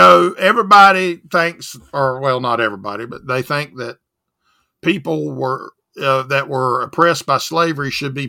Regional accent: the South, United States

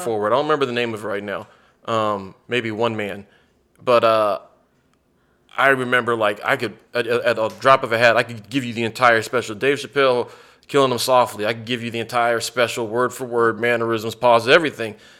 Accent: United States; moved away; also born or lived in San Antonio, Texas; I grew up on the Gulf Coast, so, like, I grew up forty-five minutes from New Orleans

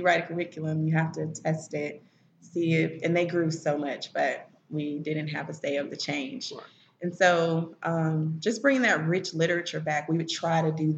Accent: Memphis, Tennessee, United States; moved away as an adult; also born or lived in Nashville, United States; now in Chattanooga, United States; Some of my family's from Chicago. I'm originally from Memphis

